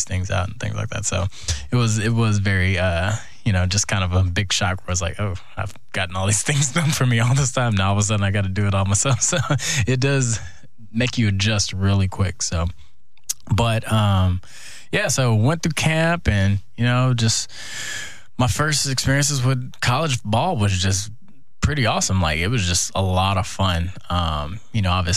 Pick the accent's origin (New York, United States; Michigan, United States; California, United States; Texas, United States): Texas, United States; Houston; moved away as an adult; also born or lived in Iowa; I'm from Houston